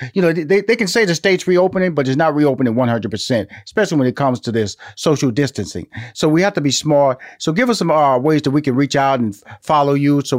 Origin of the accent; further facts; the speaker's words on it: Houston, Texas, United States; now in Atlanta, United States; And I'm from Houston, Texas. I'm living in Atlanta.